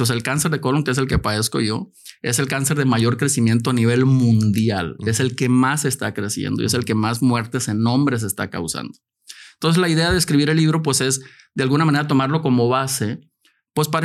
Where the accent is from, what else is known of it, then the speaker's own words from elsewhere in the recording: Mexico; also born or lived in Tijuana; soy de México de entrada.